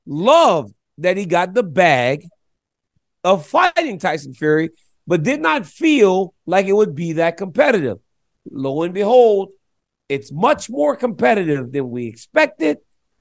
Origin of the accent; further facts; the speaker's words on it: Lafayette, Louisiana, United States; we grew up in Lafayette, and mom house was a small house on Martha Street. Shotgun house on Martha Street.